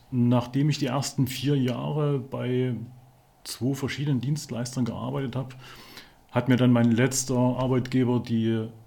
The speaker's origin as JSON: {"language": "German", "town": "Chemnitz", "region": "Saxony", "country": "Germany", "tie": "born there", "said": "ich bin Jahrgang 71, bin gebürtig aus Chemnitz"}